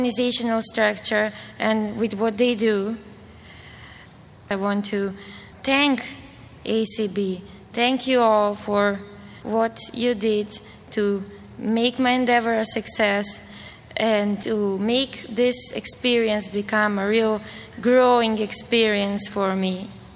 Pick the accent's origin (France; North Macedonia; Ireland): North Macedonia; moved away as an adult; also born or lived in Bulgaria; now in United States; I come from Macedonia. That is a small country in the Balkans, part of former Yugoslavia